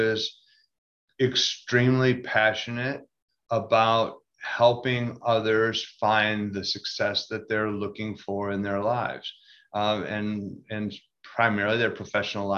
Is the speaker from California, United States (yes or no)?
no; Grand Rapids, Michigan, United States; I was born in Grand Rapids, Michigan